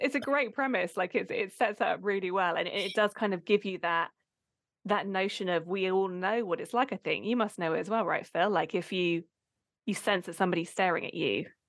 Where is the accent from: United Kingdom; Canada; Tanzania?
United Kingdom; Abingdon, South East England; I grew up in Abingdon in the UK